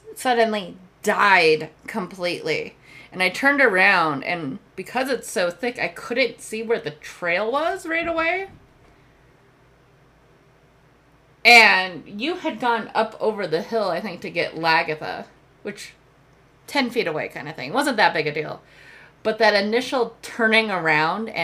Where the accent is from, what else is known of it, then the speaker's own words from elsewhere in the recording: Colorado, United States; I grew up in the mountains. I grew up in Colorado.